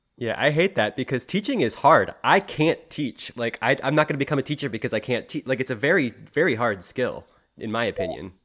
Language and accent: English; Philadelphia, Pennsylvania, United States; as a Philadelphian